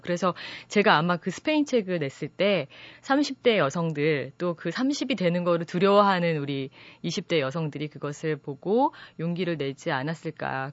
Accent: South Korea; 제가 한국 사람이기 때문에

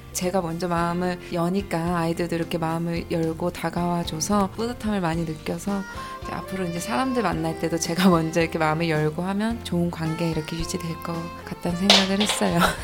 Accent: South Korea; 학교 다닐 때는 나는 이방인인 거예요 변방 사람이고 대한민국에서 태어났는데

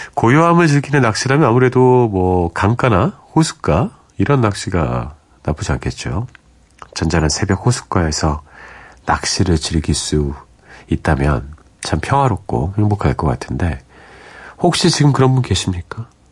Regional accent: Seoul, South Korea; 저는 이제 서울에서 온 그런 초등학생이었고 제 동생도 서울에서 온 초등학생이었는데

